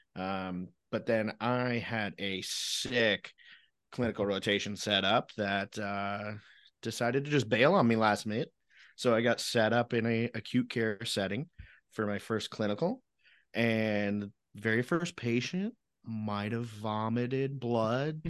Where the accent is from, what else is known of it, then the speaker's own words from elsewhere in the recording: Illinois, United States; I grew up in Illinois